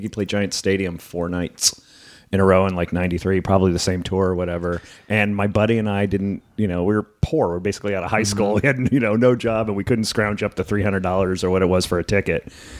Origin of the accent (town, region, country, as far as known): New Jersey, United States; born or raised there